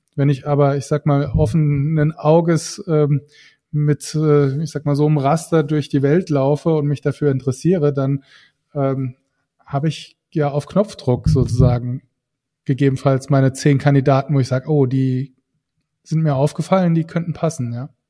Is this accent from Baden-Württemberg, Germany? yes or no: no; Saarland, Germany; als Saarländer